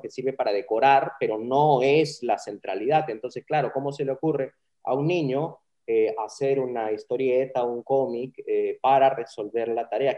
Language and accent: Spanish; Peru